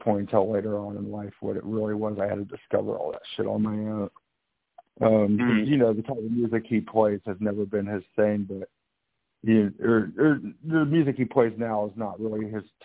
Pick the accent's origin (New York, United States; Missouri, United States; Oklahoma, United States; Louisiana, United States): Missouri, United States; Kansas City; I grew up in Missouri and Kansas area, Kansas City. Kind of back and forth